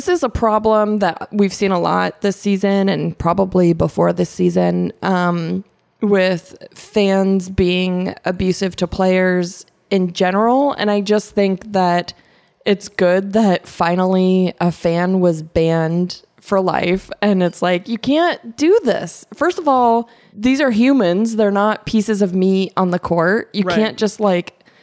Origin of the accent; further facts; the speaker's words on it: Arizona, United States; now in Los Angeles, United States; I grew up in Arizona